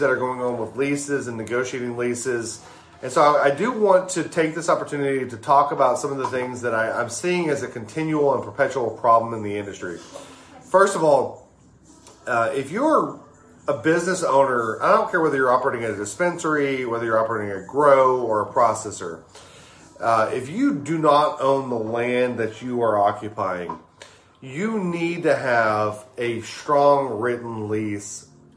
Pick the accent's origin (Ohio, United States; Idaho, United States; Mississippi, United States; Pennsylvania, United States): Mississippi, United States; South; moved away; I'm a South Mississippi boy. I grew up in South Mississippi